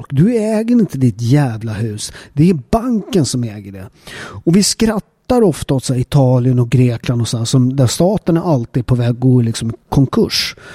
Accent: Upplands Väsby, Stockholm County, Sweden; jag är ju uppväxt i Upplands Väsby. Eh, som en förort, förort utanför Stockholm.

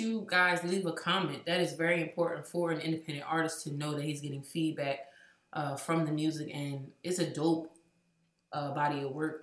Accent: Trenton, New Jersey, United States; born or raised there

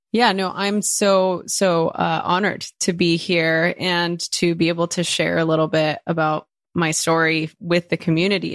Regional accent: Los Angeles, California, United States; first language Spanish; English is a second language; growing up in East L A.

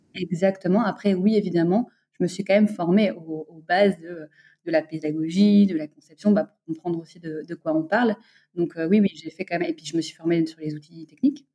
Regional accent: Bordeaux, Nouvelle-Aquitaine, France; moved away as an adult; also born or lived in Lyon / Paris; now in Dakar, Senegal; je viens de Bordeaux. J'ai grandi à Bordeaux.

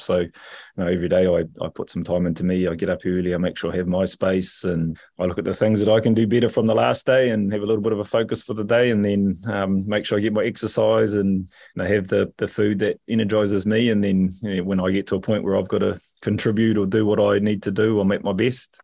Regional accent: Rotorua, Bay of Plenty, New Zealand; I come from a, a beautiful little city called Rotorua

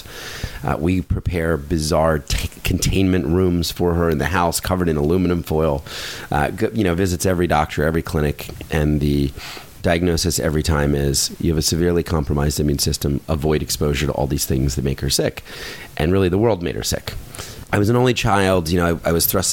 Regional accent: Philadelphia, Pennsylvania, United States; I was born in Philadelphia, which is a couple hours outside of New York City.

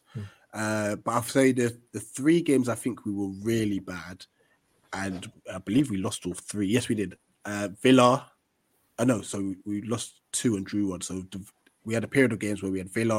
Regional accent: Ghana; as a Ghanaian

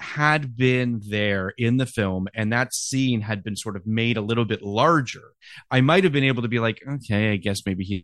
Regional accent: Canada; As a Canadian

